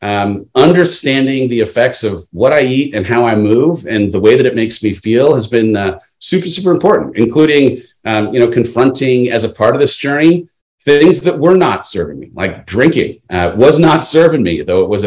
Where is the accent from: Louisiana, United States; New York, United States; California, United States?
California, United States; San Clemente; moved away as an adult; also born or lived in Los Angeles; I grew up in Southern California, beach town, San Clemente